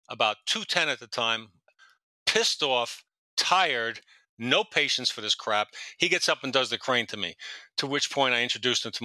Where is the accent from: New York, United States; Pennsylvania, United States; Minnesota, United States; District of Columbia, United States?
New York, United States; New York City; I'm from Queens